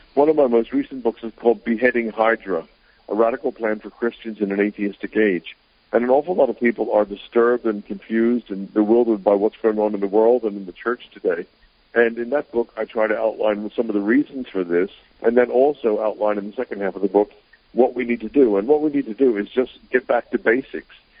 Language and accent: English; United States; moved away as an adult; also born or lived in Greenville, South Carolina / England; I was brought up in America